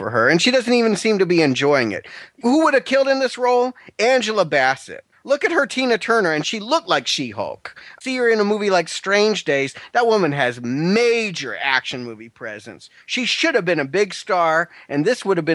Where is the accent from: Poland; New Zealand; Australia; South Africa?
South Africa; I am from South Africa